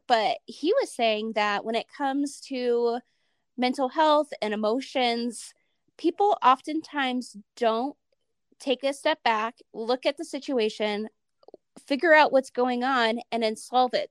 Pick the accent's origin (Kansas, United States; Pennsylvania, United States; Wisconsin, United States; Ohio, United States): Ohio, United States; moved away as an adult; now in Utah, United States; I'm from Ohio. So it was never, like, my idea to live in Utah